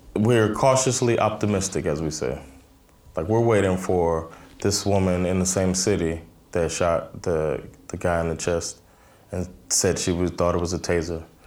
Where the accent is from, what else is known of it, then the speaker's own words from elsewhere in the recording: Miami, Florida, United States; now in Stockholm, Sweden; I'm originally from Miami, Florida. I live in Stockholm, Sweden.